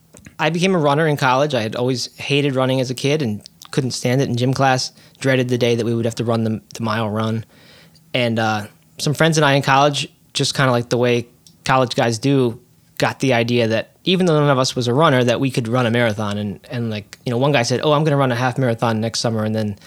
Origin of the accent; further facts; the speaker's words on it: Maryland, United States; I grew up in Maryland, north of Baltimore.